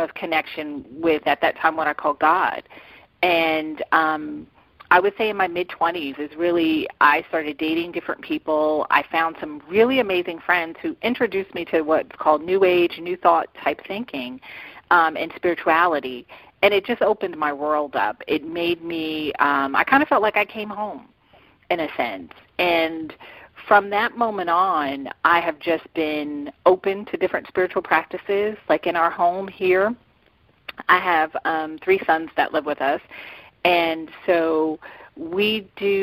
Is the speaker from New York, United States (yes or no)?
yes; Westchester County, New York, United States; moved away as an adult; now in Atlanta, United States; I was born and raised in New York.